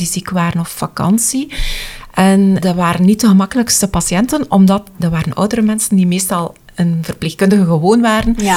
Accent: Wetteren, Flanders, Belgium; wij zijn van Wetteren

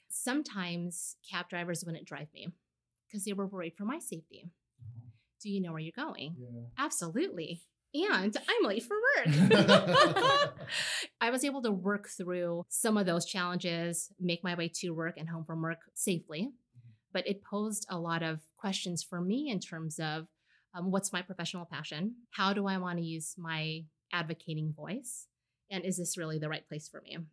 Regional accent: Los Angeles, California, United States; moved away as an adult; now in Seattle, United States; I grew up in Southern California. I was born and raised in LA.

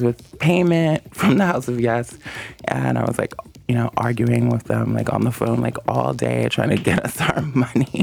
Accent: New York, United States; moved away; also born or lived in California; I'm from New York, but I lived in California for like 6 years

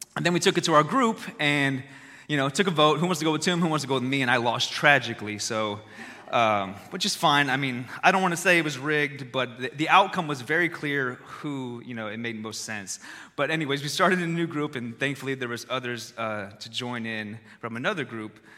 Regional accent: Texas, United States; I was born in Texas

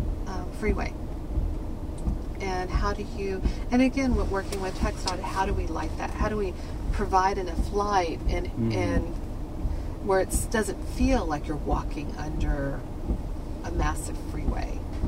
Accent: Houston, Texas, United States; also born or lived in Corpus Christi, Texas; I'm originally from North Side, and I think one of the things that I left to go to college and lived in Corpus

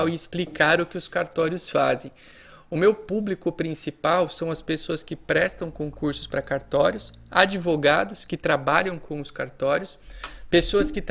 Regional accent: Itápolis, São Paulo, Brazil; E também para a Patrulha Mirim de Itápolis, que é a minha cidade natal.

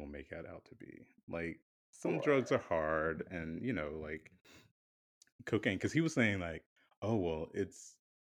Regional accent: the South, United States; Growing up in certain areas, I'm from the South

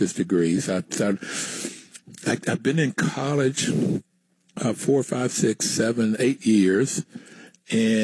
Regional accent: West Virginia, United States; also born or lived in New York; I grew up poor in West Virginia

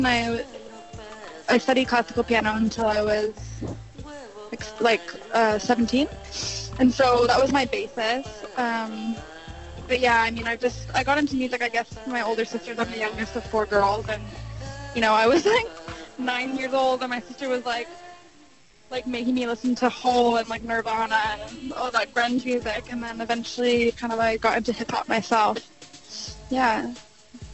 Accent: North Vancouver, British Columbia, Canada; I grew up in North Vancouver, B.C.

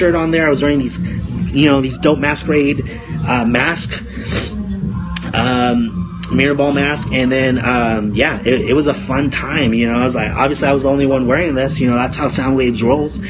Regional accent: Los Angeles, California, United States; now in Oregon, United States; Los Angeles, California, my hometown

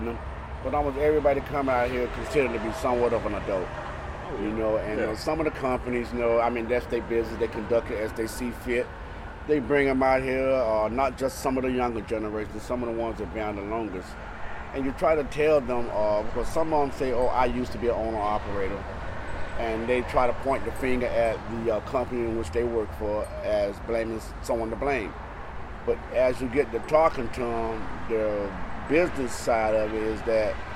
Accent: Miami, Florida, United States; now in Asheville, Alabama, United States; I was born down there in Miami, Florida.

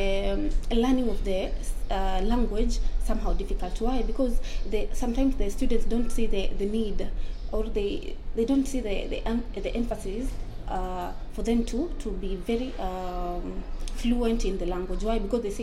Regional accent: Mombasa, Mombasa County, Kenya; first language Swahili; English is a second language; now in Nairobi, Kenya; I'm a Kenyan. I come from Mombasa. Yeah. And my language is Kiswahili. Okay, my local language, I speak Kiswahili.

